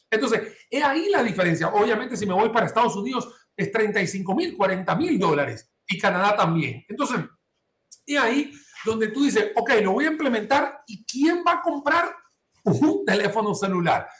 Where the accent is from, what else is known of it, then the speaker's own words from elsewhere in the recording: Maracaibo, Zulia, Venezuela; now in San José, Costa Rica; desde el estado Zulia, que es donde nací yo en Maracaibo